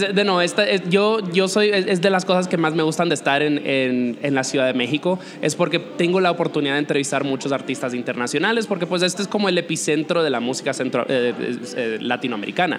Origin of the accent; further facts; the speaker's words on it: Dominican Republic; moved away; also born or lived in New York; Yo, yo me crié en la República Dominicana